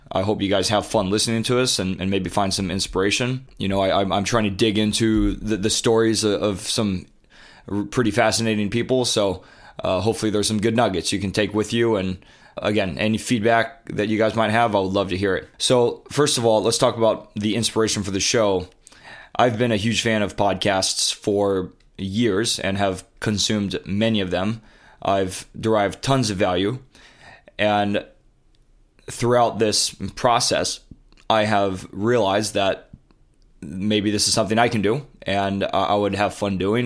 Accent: Honolulu, Hawaii, United States; moved away as an adult; also born or lived in Coronado, California / Santa Clara, California / Boston, Massachusetts; I moved to Honolulu, Hawaii when I was a toddler and grew up there all throughout high school

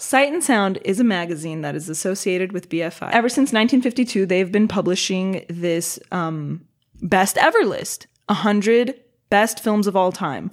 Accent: Los Angeles, California, United States; I was born and raised in Los Angeles.

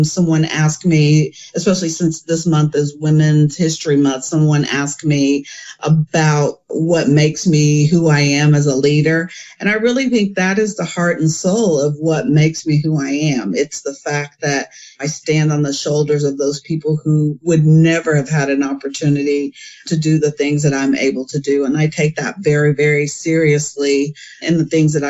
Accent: Enid, Oklahoma, United States; I was raised in Enid, Oklahoma, small town in northern Oklahoma.

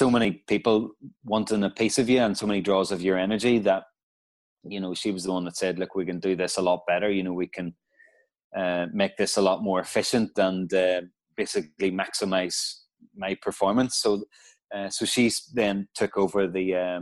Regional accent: Portadown, Northern Ireland, United Kingdom; moved away as an adult; also born or lived in Stirling, Scotland; we're both from Portadown, and we both went to Portadown College.

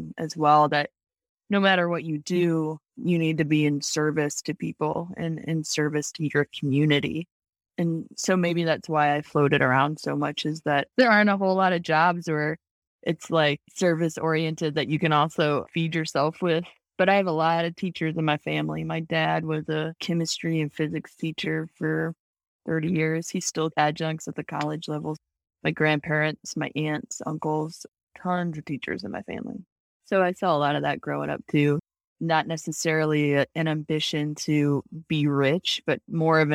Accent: St. Louis, Missouri, United States; I grew up in St. Louis

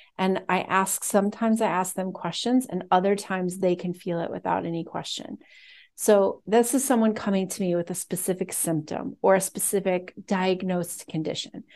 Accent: United States; I'm American

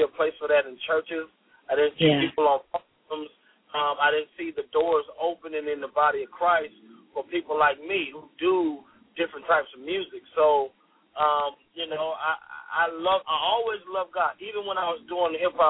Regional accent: Deerfield Beach, Florida, United States; now in Fayetteville, United States; I'm from a small town called Deerfield Beach, which is near Fort Lauderdale, Florida.

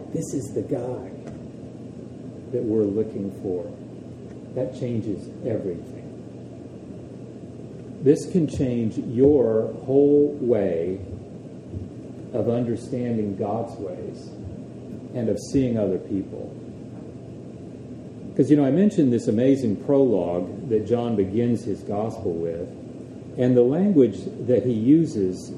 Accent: Dallas, Texas, United States; moved away; I grew up in Texas, in Dallas

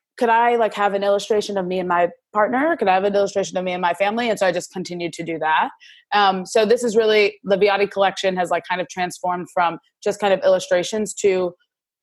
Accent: New York City, New York, United States; moved away as an adult; also born or lived in Massachusetts; now in Washington, D.C., United States; I grew up in Brooklyn, New York City, and then went to Massachusetts for school and now live in DC

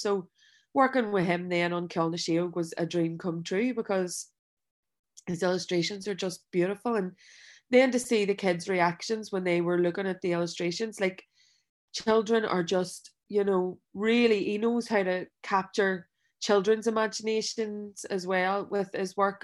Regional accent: Belfast, Northern Ireland, United Kingdom; I grew up in West Belfast

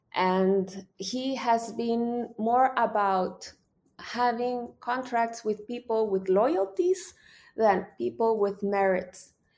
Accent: El Salvador; my country.

